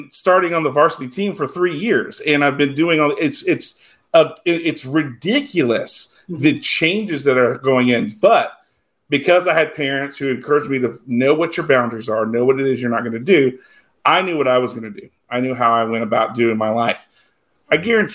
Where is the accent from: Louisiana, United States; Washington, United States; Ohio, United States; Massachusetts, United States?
Louisiana, United States; South; I grew up in South Louisiana